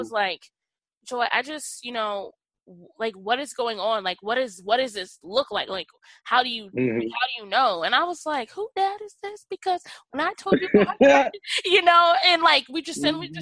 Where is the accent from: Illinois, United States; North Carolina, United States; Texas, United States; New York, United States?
Texas, United States; now in Iowa, United States; I was raised in the Deep South, Texas